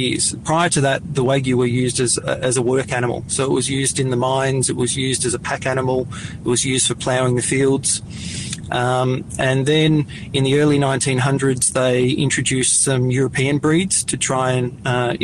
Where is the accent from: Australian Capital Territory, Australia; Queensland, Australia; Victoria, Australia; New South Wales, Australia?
Victoria, Australia; Serpentine; also born or lived in South Australia; We grew up in a small town north of Bendigo, a little town called Serpentine. We moved there from South Australia when I was, when I was a toddler, 2 or 3 years of age. So I've mainly, you know, grown up in Victoria